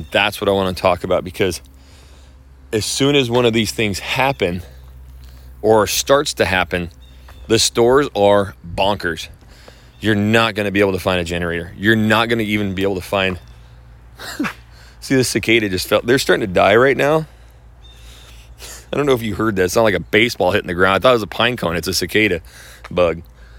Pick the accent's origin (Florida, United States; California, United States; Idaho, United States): Idaho, United States; You know, where I'm from Idaho, and I'll just be brutally honest, people hate, despise other people moving to Idaho.